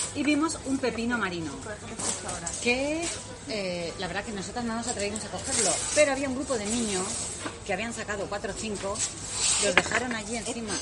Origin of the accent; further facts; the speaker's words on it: Spain; somos españolas